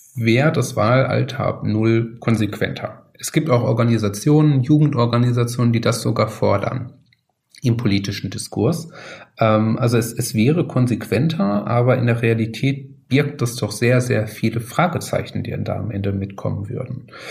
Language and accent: German; North Rhine-Westphalia, Germany; Ich komme aus, aus Nordrhein-Westfalen, aus Ostwestfalen da in der Ecke